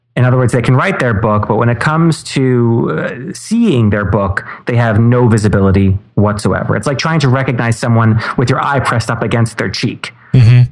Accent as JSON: {"language": "English", "town": "New York City", "region": "New York", "country": "United States", "tie": "born or raised there", "said": "I'm from right here in New York City. Grew up here"}